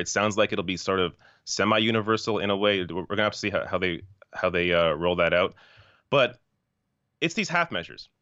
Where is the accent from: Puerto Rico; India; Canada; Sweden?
Canada; I'm Canadian.